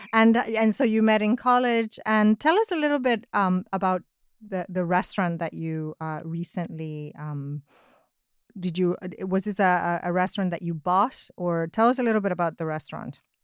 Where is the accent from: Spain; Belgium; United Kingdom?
Spain; I'm Spanish, uh, and I'm a writer